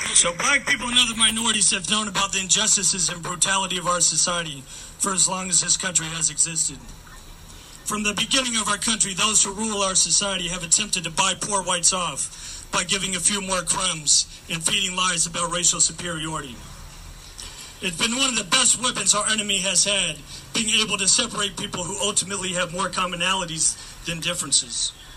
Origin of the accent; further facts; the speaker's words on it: Oakland, California, United States; I grew up here in Oakland and actually graduated from Tech back in 04